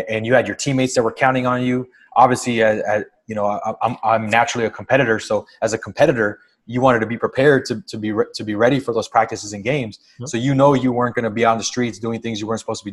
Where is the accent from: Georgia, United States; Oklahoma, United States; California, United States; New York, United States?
California, United States; Los Angeles; also born or lived in Montebello, California; I grew up in Boyle Heights initially, and then at the end of elementary school, moved to Montebello, where I pretty much spent the rest of my childhood. So it's, you know, kind of greater East Los Angeles area